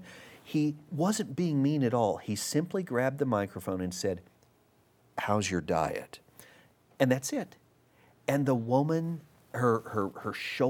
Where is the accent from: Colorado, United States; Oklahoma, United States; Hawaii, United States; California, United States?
Oklahoma, United States; Oklahoma City; And the very first place we went was back to my hometown of Oklahoma